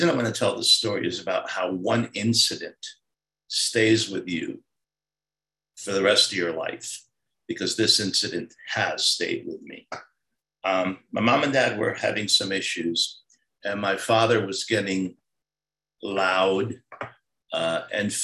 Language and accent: English; Paterson, New Jersey, United States; also born or lived in Saudi Arabia / Cairo, Egypt / Beirut, Lebanon; I grew up in New Jersey. I'm a Jersey boy. I was 8 years old when we moved there.